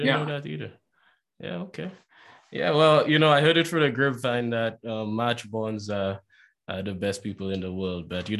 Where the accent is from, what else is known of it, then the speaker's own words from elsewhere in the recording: southern St. Lucia, St. Lucia; I'm a guy from down south. That's why I'm from down south.